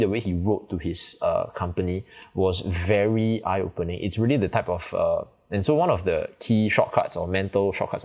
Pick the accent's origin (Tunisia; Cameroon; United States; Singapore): Singapore; I'm from Singapore